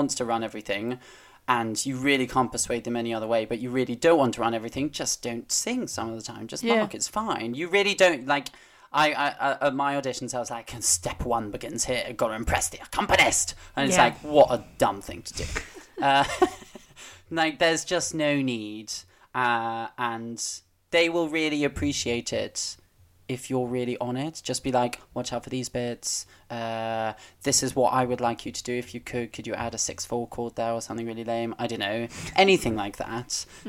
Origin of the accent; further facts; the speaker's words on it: United Kingdom; But we're so British in our, like, oh no, don't want to offend.